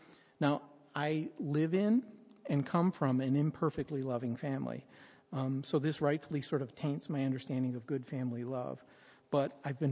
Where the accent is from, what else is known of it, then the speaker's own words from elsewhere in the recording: United States; as an American